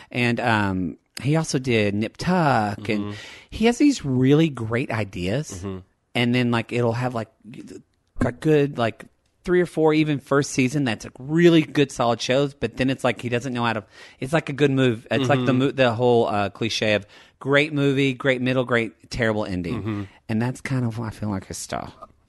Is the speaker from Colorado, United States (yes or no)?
no; Oklahoma, United States; now in Los Angeles, United States; I'm from Oklahoma.